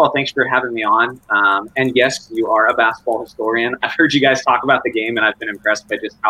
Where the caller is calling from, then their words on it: California, United States; Central California. San Luis.